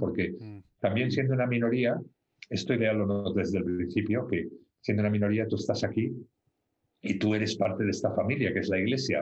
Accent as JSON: {"language": "Spanish", "town": "Barcelona", "region": "Catalonia", "country": "Spain", "tie": "born or raised there", "also_born_or_lived": "London, England", "moved": "as an adult", "lives_now": "England, United Kingdom", "said": "yo nací en Barcelona eh, y estudié allí. Eh, mi familia es de Barcelona y estudié allí."}